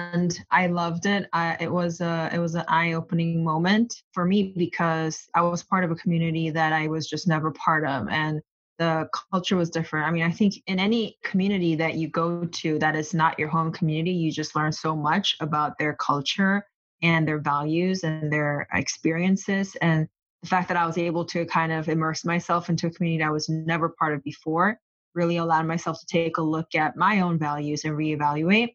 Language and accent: English; South Korea; moved away as an adult; also born or lived in Los Angeles, United States; now in United States; I was born in Los Angeles, but I grew up in South Korea. And I came here on my own for college in 2008